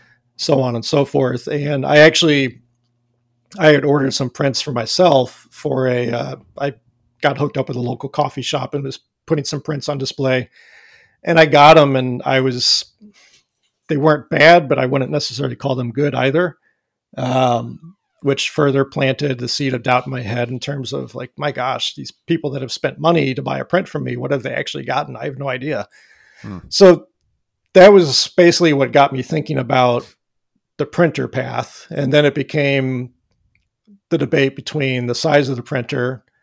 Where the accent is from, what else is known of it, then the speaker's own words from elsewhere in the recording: Missouri, United States; I'm from Missouri. I can't do dry.